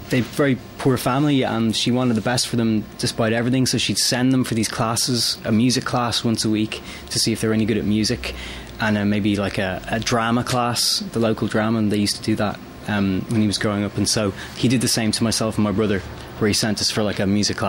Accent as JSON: {"language": "English", "country": "Ireland", "moved": "yes"}